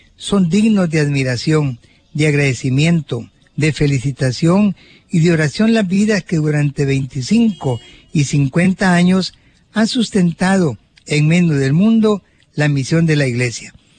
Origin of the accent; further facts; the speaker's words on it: Suchitoto, Cuscatlán, El Salvador; allá en mi pueblo natal de Suchitoto